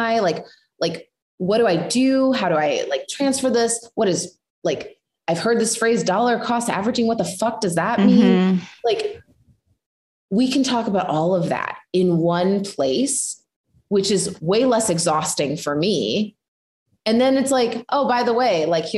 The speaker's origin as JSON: {"language": "English", "region": "Midwest", "country": "United States", "said": "I come from the Midwest"}